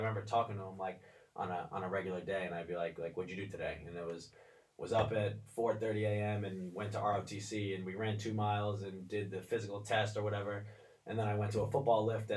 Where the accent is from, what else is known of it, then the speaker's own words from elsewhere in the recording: Shoreham, New York, United States; also born or lived in Sachem, Long Island / New Hampshire; I grew up in Shoreham, and where I went through elementary school, middle school, and the first 2 years of high school